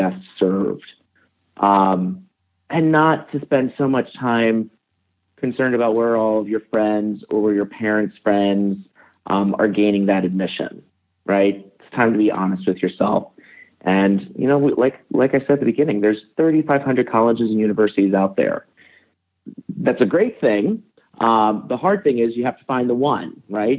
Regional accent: Northeast, United States; I grew up in the Northeast and I went 100 miles away.

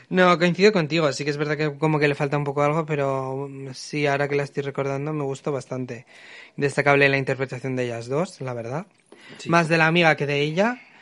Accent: Bilbao, Basque Country, Spain; nacido y criado en Bilbao

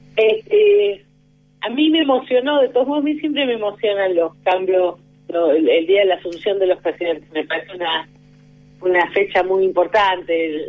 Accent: San Juan, Argentina; yo soy de San Juan

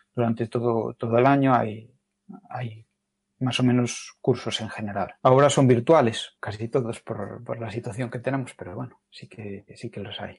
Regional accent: Galicia, Spain; como los gallegos decimos

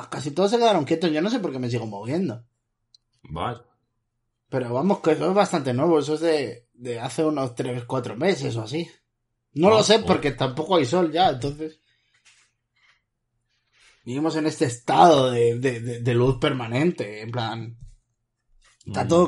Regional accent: Madrid, Community of Madrid, Spain; Es que yo soy del sur de Madrid.

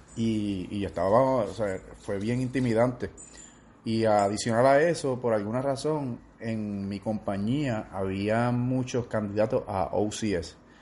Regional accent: Orocovis, Puerto Rico; mayor parte de mi vida fue en Orocovis, donde, donde me crié y crecí.

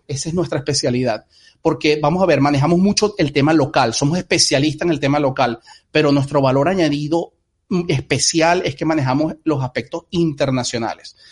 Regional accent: Venezuela; now in United States; muchos venimos de Venezuela

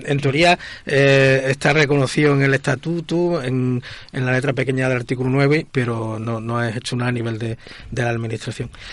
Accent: Extremadura, Spain; es mi, mi segunda patria después de Extremadura

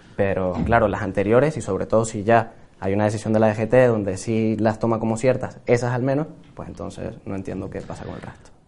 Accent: Venezuela; now in Spain; como venezolano

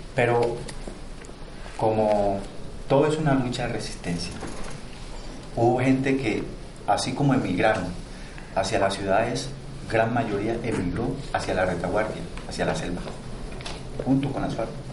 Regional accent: Bajo Atrato, Chocó, Colombia; Yo nací en el municipio de Uribe, hacia el norte, pero me crié en el Bajo Atrato, en el municipio de Río

